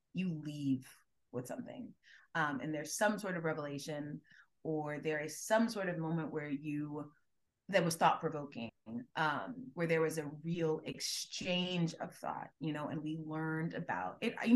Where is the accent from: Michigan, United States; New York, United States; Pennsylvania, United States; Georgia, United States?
Georgia, United States; Gwinnett County; I'm from Gwinnett County, which is a suburb of Atlanta